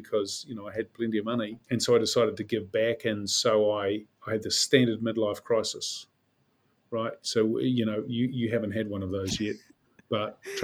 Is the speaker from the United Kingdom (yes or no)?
no; Auckland, New Zealand; I grew up as a Westie. I'm from Sunnyvale, and between Henderson and Glenelg